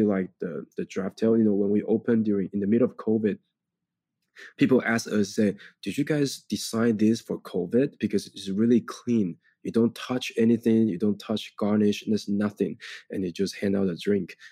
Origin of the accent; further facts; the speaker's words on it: Taiwan; English is a second language; moved away as an adult; now in New York, United States; we grew up in Taiwan.